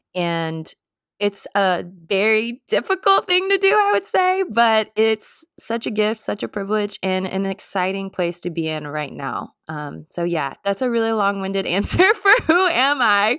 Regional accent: Jackson, Mississippi, United States; now in Nashville, United States; I grew up in Jackson Public School System

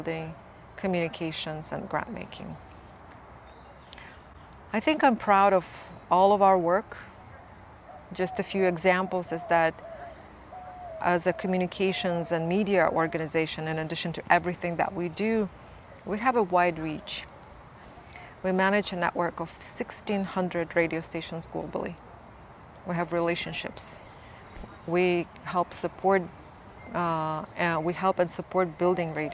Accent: Buryat, Siberia, Russia; I come from the Abzai clan of the Ihirit Nation of Buryat peoples. We're peoples in Siberia on both sides of Lake Baikal.

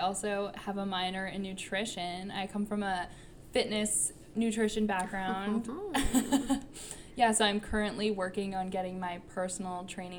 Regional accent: Santa Fe, New Mexico, United States; now in Boston, United States; Yeah, I'm from Santa Fe, New Mexico.

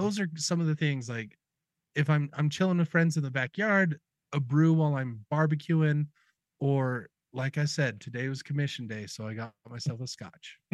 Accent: Utah, United States; I grew up in Utah, and both my mom and my dad graduated with musical degrees.

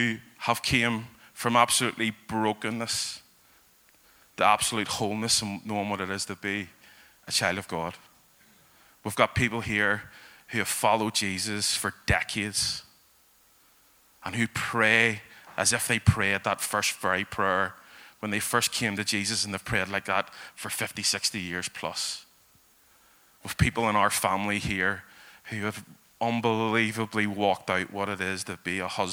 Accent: Belfast, Northern Ireland, United Kingdom; I have been a Belfast guy all my life. I grew up in East Belfast

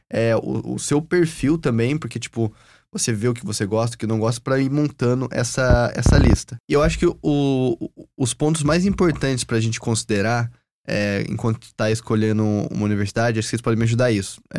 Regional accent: Florida, United States; nós aqui somos americanos, eu sou da Flórida, vocês são de estados diferentes.

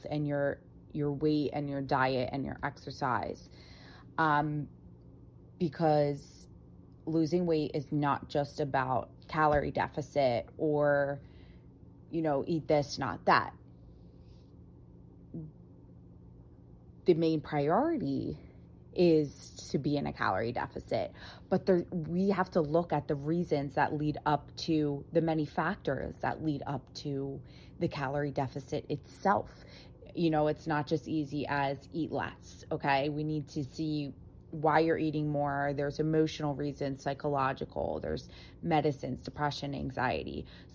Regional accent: United States; brought up in, you know, the culture of an Italian living in America

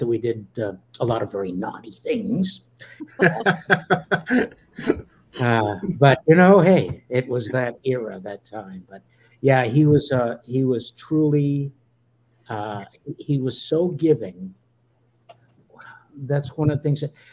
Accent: Canada; I'm a Canadian, and I work in 99. My work is out of Canada

